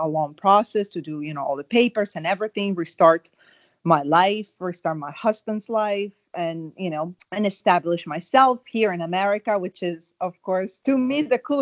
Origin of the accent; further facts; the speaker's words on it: Italy; English is a second language; moved away as an adult; also born or lived in Rome / Milan; now in United States; I was born in Italy and I moved to the US, let me think, 5 years ago